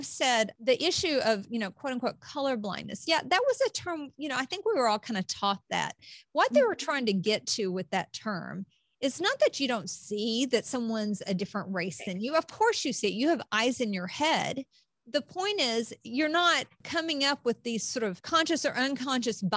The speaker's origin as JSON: {"language": "English", "region": "Appalachia", "country": "United States", "tie": "born or raised there", "said": "I grew up in Appalachia"}